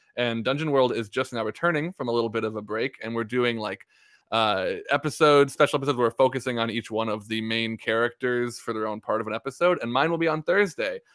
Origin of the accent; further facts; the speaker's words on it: Minnesota, United States; I'm from Minnesota.